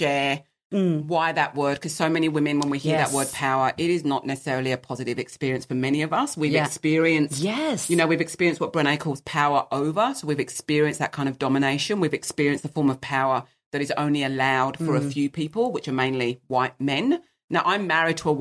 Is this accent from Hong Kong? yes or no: no; England, United Kingdom; I'm English by birth